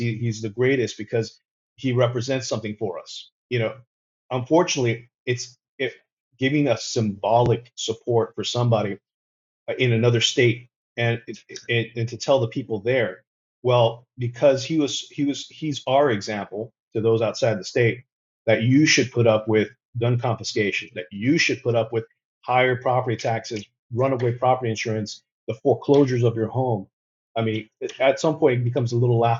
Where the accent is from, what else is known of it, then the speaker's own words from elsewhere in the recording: Florida, United States; We're from Florida who went through COVID in Florida